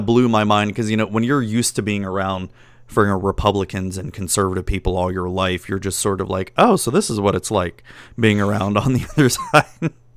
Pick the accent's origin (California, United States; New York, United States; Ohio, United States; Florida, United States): Florida, United States; I was born and raised in Florida